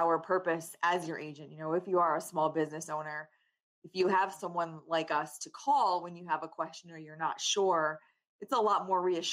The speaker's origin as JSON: {"language": "English", "town": "Danbury", "region": "Connecticut", "country": "United States", "tie": "born or raised there", "said": "I'm born and raised in Danbury"}